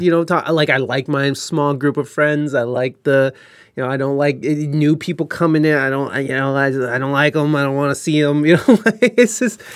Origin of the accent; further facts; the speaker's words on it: United States; as an American